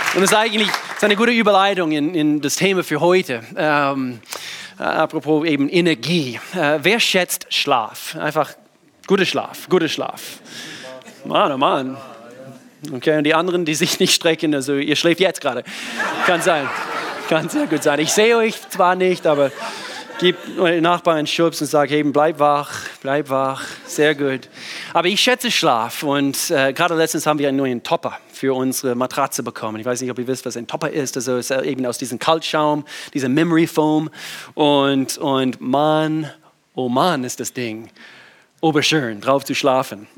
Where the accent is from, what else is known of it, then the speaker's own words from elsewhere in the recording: the Southern States, United States; German is a second language; moved away as an adult; now in Germany; ich bin in den Südstaaten groß geworden